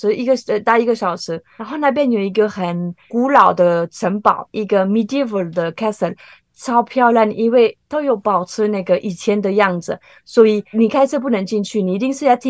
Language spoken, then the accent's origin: Chinese; France; Chinese is a second language; 大部分台湾人不能接受咸的豆子，都是甜，对不对？红豆、绿豆。可是我们法国人，应该土耳其也有。